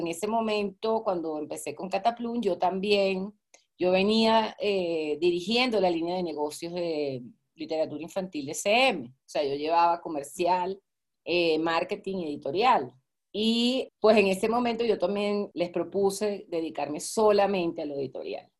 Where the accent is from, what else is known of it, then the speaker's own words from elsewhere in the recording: Venezuela; also born or lived in Maracaibo / Caracas; yo soy venezolana